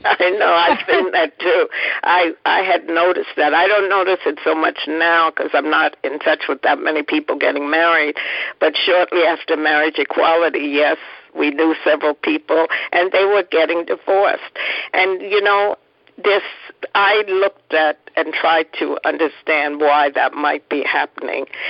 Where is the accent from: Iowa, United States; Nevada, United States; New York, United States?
New York, United States; New York City; also born or lived in Philadelphia; we grew up in Harlem